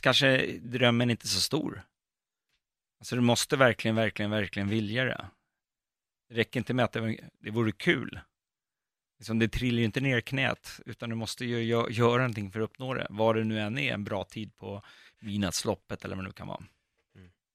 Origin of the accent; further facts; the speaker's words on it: Botkyrka, Stockholm County, Sweden; Jag är uppväxt i Fittja